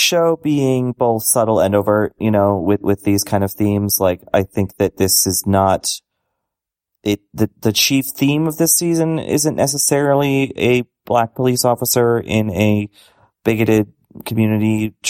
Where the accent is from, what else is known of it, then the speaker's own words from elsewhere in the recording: Boston, Massachusetts, United States; Like, I'm from Boston. I grew up right near the Archdiocese.